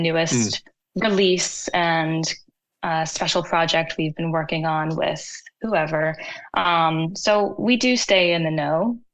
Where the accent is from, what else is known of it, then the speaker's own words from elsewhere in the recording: United States; growing up in America